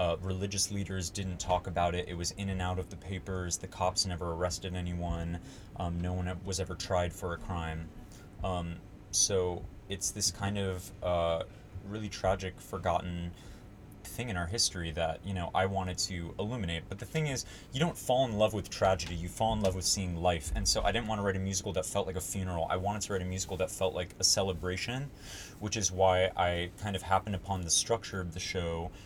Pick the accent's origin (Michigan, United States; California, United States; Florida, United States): California, United States; Los Angeles; also born or lived in New York, United States; I was born in New York, you know, my parents got divorced and I moved out with my mom to Los Angeles when I was six